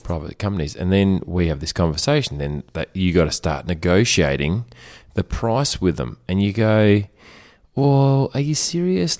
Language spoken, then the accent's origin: English; Germany; moved away; in the house that I grew up in Germany